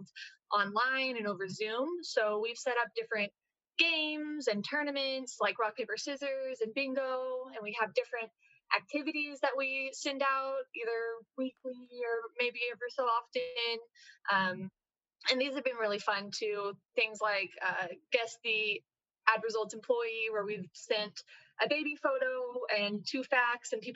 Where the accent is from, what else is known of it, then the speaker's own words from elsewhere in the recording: Houston, Texas, United States; I am from Houston